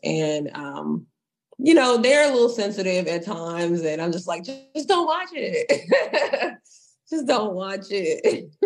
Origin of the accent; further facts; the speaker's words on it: Texas, United States; I am a girl from Texas